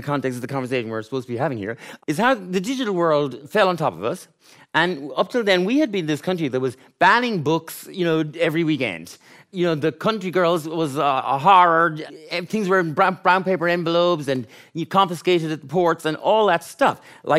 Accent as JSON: {"language": "English", "town": "Gort", "region": "Connacht", "country": "Ireland", "said": "But you just thought, feck it. I'm from Gort, and I'm going to write about... the worst stuff."}